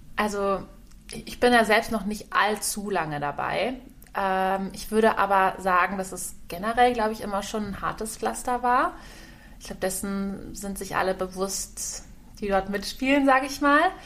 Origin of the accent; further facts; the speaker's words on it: Kamp-Bornhofen, Rhineland-Palatinate, Germany; meine Heimat ist, ist Kap Bornhofen am Rhein in der Nähe von Koblenz